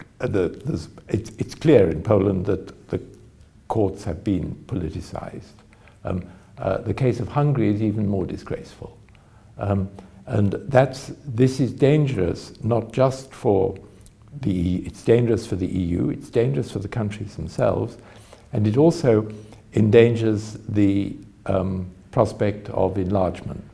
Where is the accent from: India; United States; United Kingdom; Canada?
United Kingdom; my country, in Britain